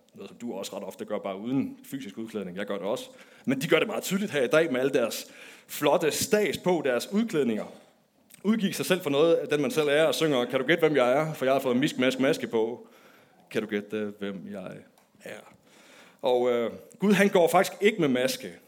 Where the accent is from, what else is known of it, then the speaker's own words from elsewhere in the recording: Denmark; da jeg var barn, der voksede jeg op i Nykøbing med Aarhus